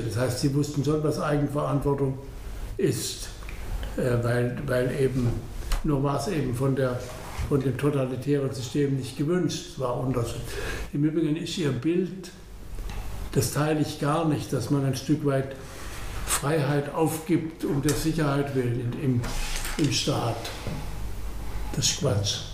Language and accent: German; Baden-Württemberg, Germany; wir sind Badener, Sie kennen Baden und Württemberg, Altbaden.